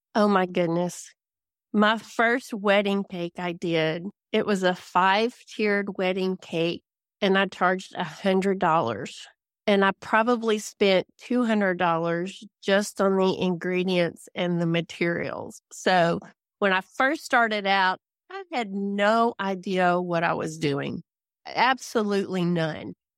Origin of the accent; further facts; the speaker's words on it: Louisiana, United States; moved away as an adult; now in DeBerry, Texas, United States; I grew up in Louisiana. I was born and raised in the town that is closest to me in Louisiana, which is twenty-three miles away